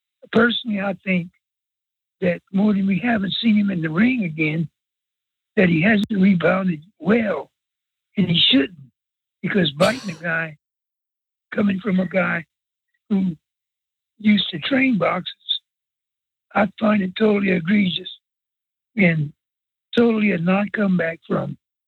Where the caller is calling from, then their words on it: South Louisiana, United States; I'm calling from South Louisiana.